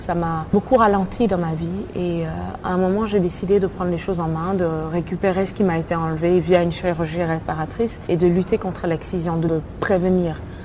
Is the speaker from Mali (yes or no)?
yes; Mali; Je suis née et j'ai grandi au Mali